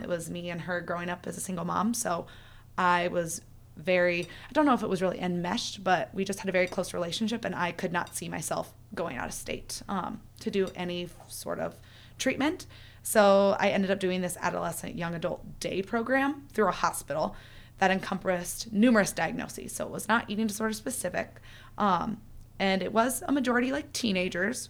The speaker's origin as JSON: {"language": "English", "region": "Iowa", "country": "United States", "tie": "born or raised there", "said": "I'm from Iowa, so small town"}